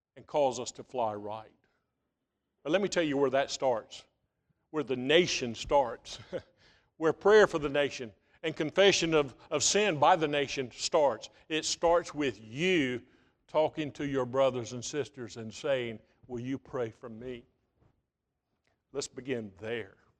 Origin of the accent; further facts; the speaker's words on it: United States; back in nineteen seventy-five, I was graduating from Bryan County High School.